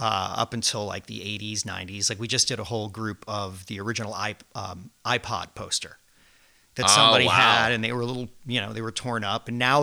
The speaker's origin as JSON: {"language": "English", "town": "Fairfield", "region": "Connecticut", "country": "United States", "tie": "born or raised there", "also_born_or_lived": "New York", "moved": "as an adult", "lives_now": "Nantucket, United States", "said": "growing up in Fairfield, Connecticut"}